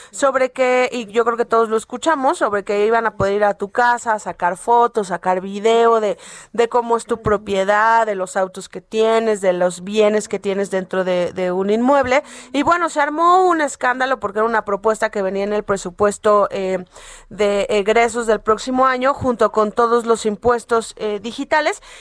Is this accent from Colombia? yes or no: no; Mexico; la crítica que nosotros como mexicanos siempre hemos hecho